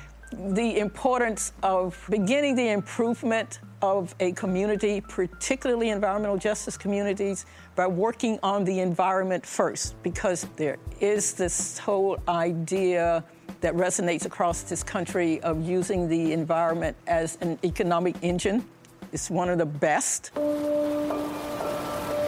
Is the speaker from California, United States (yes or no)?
no; Tuskegee, Alabama, United States; moved away as an adult; now in Atlanta, United States; I grew up in Tuskegee, Alabama